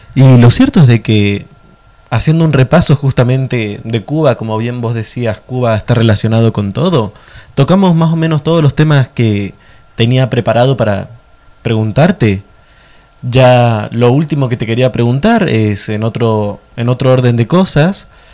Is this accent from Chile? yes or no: no; Argentina; nosotros como pueblo argentino